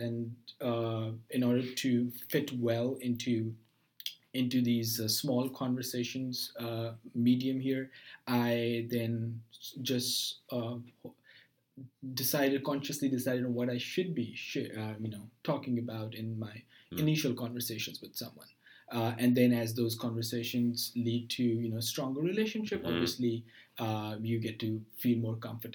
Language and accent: English; Pakistan; moved away as an adult; now in United States; I'm from Pakistan.